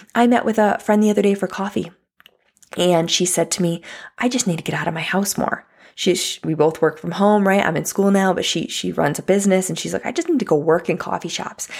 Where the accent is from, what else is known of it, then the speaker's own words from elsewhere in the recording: United States; also born or lived in California; I'm not saying I'm not an American